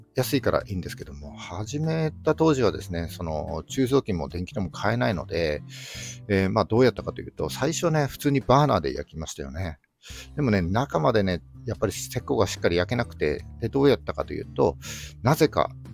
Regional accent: Yamagata, Japan; moved away as an adult; also born or lived in Sendai; 僕はですね、出身が山形なんですけども、えー、高校卒業してすぐですね、えー、仙台に出てきて

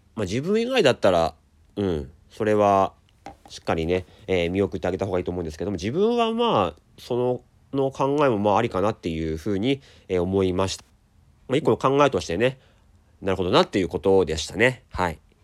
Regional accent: Daisen, Akita, Japan; 秋田ってあの大曲の花火っていうのがね日本一の花火大会があるんですがあそこ僕出身なんですよだからあのちっちゃい時というかまあ10代まではずっと毎年見てたんですよ

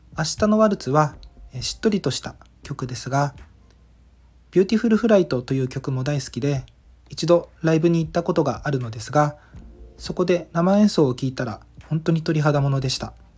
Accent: Ishigaki, Okinawa, Japan; moved away as an adult; 自分の地元石垣島の言葉

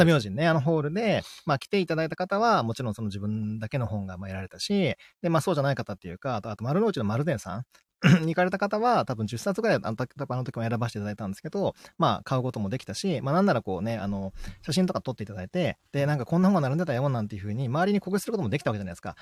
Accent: Kagawa, Japan; moved away; うちの実家の香川

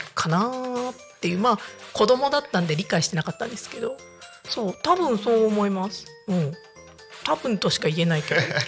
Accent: Niigata, Japan; now in Tako, Japan; 私まあ地元は新潟なんで

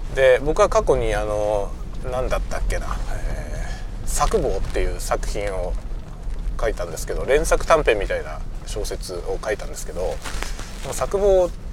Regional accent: Kanto, Japan; moved away as an adult; also born or lived in Hokkaido; now in Sapporo, Japan; 関東の出身

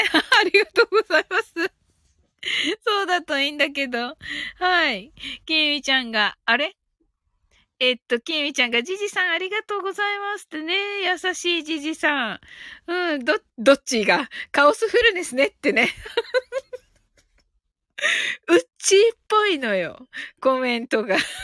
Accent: Kumamoto, Japan; 熊本生まれ

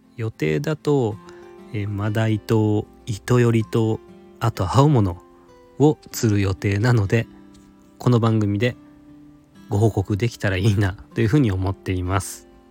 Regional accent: Nagasaki, Japan; now in Tokyo, Japan; 東京都在住で出身は長崎県です

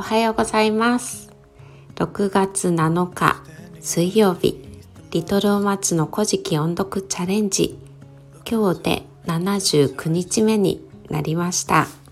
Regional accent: Kitakyushu, Fukuoka, Japan; 私は出身が北九州市の小倉南区に、えー、なります

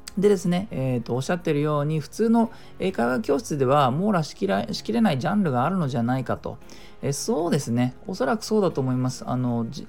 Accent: Japan; 母国語じゃない我々日本人

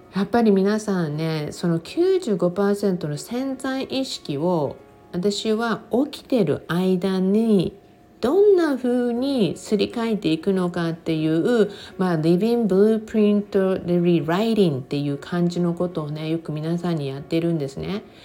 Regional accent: Japan; 私のふるさとである日本

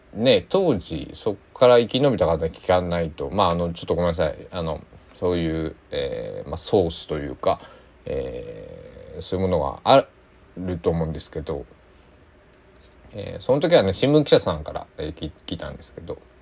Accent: Kochi, Japan; 僕は地元高知県なので

